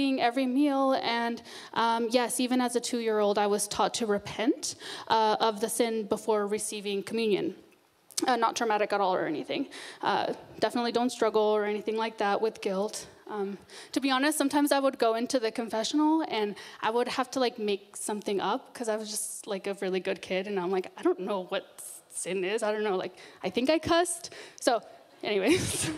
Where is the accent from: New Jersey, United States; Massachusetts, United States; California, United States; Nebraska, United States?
California, United States; Northern; I was born and raised in Northern California